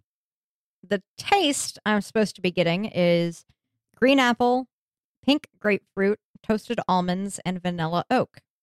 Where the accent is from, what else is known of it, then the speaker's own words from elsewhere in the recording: the West, United States; I'm from the West